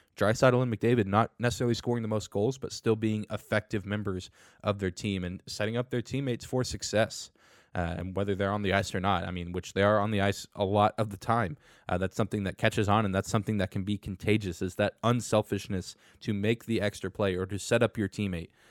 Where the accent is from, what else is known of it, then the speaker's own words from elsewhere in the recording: United States; I'm an American